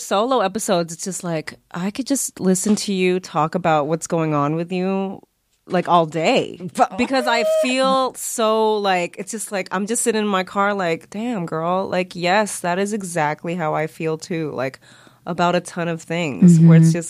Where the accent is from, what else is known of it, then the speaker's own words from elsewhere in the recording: Vallejo, California, United States; also born or lived in San Francisco; now in Los Angeles, United States; I'm originally from the Bay Area. {S3} Yeah, yeah. {S4} Born in San Francisco, raised in Vallejo, California.